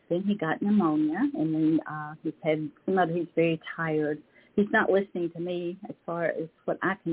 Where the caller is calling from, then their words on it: Lexington, Kentucky, United States; in Lexington, Kentucky.